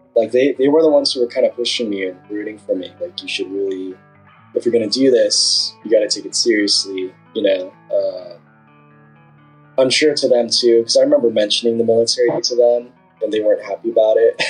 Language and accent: English; Southern California, United States; I'm from Southern California. Uh, grew up uh, pretty much on the border between Orange County and LA County my whole life